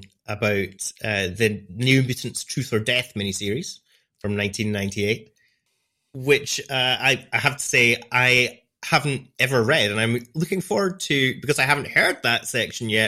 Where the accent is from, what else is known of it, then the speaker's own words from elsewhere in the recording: Scotland, United Kingdom; I'm a podcaster from Scotland, as you can probably hear by my accent